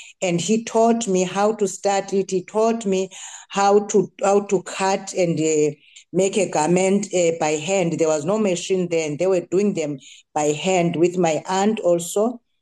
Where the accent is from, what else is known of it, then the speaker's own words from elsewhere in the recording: Port Alfred, Eastern Cape, South Africa; I've grown up at Showpark at the small farm of Mr. Bradfield, Harold Bradfield. I've grown up there.